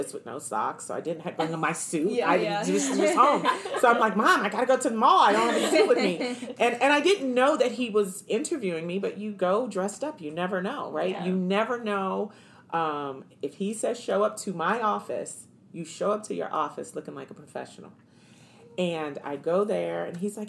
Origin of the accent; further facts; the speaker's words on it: Washington, District of Columbia, United States; moved away as an adult; now in Arizona, United States; I'm from Washington, D.C.